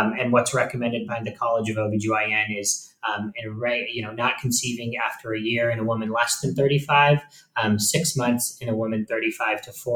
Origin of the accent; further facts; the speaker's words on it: Phoenix, Arizona, United States; also born or lived in Tucson, Arizona / New York City; I was born and raised in Phoenix, Arizona